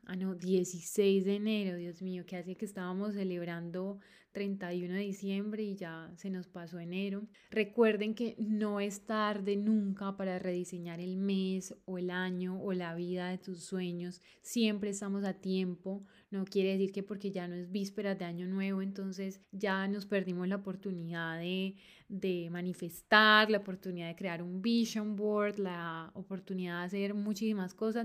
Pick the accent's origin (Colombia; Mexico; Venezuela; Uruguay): Colombia; moved away as an adult; now in Barcelona, Spain; mi opinión como colombiana viviendo acá en Barcelona